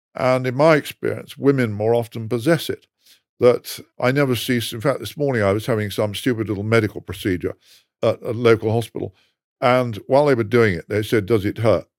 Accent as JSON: {"language": "English", "region": "England", "country": "United Kingdom", "said": "I'm English"}